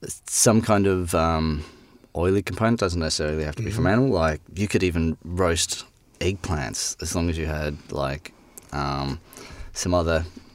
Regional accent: Brisbane, Queensland, Australia; moved away as an adult; also born or lived in London; now in South Australia, Australia; I come from Brisbane originally and worked in bars and restaurants and then met my lovely wife in London. Then we moved back to Brisbane and then came down to SA.

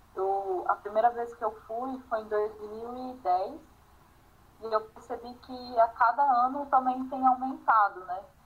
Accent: Brasília, Federal District, Brazil; moved away as an adult; also born or lived in Rio Grande do Sul; Eu cresci em Brasília, então minha família toda é do Rio Grande do Sul. Eu fui para Brasília com 6 anos de idade e saí com 25

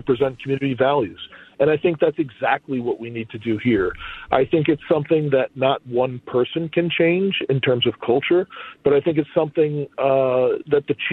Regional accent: Newark, New Jersey, United States; moved away as an adult; now in Minneapolis, United States; I'm from Newark

